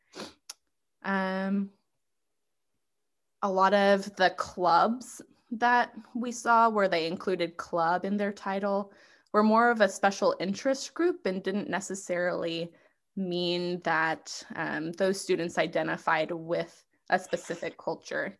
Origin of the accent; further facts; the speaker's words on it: Texas, United States; I am from Texas. That's where I'm going to school and have been living for the past, you know, 10 years or so.